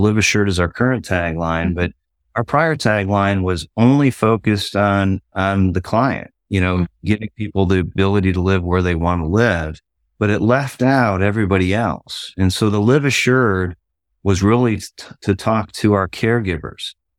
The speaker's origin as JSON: {"language": "English", "region": "Ohio", "country": "United States", "tie": "born or raised there", "moved": "yes", "said": "I grew up in Ohio"}